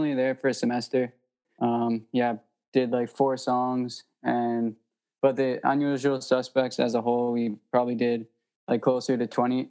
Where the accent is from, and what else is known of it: North Vancouver, British Columbia, Canada